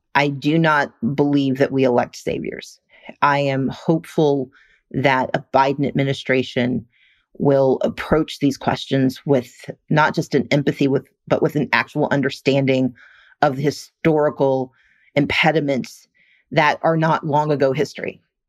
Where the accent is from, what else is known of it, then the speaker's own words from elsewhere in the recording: Mississippi, United States; moved away; I grew up working poor in Mississippi